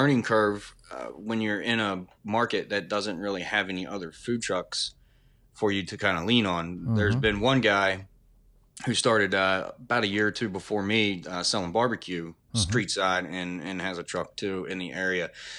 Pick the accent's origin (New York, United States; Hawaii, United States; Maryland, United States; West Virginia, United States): West Virginia, United States; Wheeling; I was born in Wheeling, born and raised here, went to school here and everything.